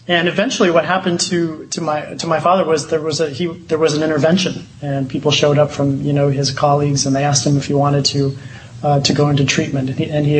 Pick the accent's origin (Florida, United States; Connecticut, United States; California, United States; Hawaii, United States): Hawaii, United States; Honolulu; moved away as an adult; also born or lived in Illinois; I grew up in Honolulu, Hawaii